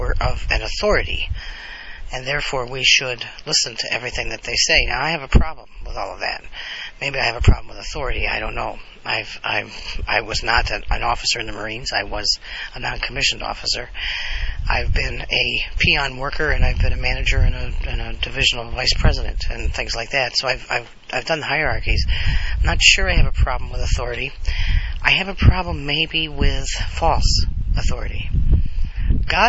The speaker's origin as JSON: {"language": "English", "country": "United States", "said": "I'm part Native American, part Italian American, but I'm all American."}